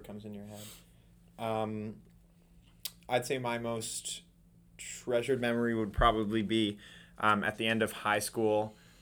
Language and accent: English; Toronto, Ontario, Canada; moved away as an adult; now in Kingston, Canada; I'm also from Toronto